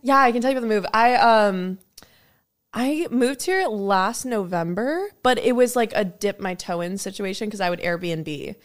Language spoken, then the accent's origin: English; New Jersey, United States; now in Los Angeles, United States; I was a little girl in New Jersey